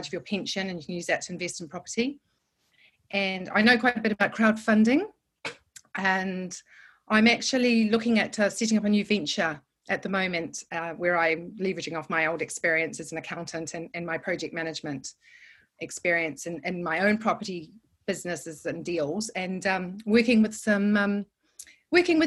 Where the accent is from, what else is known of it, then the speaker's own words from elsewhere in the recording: New Zealand; moved away as an adult; now in London, United Kingdom; I'm from New Zealand